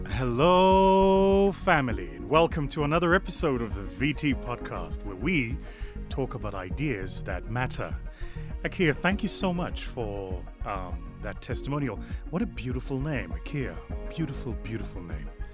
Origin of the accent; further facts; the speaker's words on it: South Africa; from my home country, uh, South Africa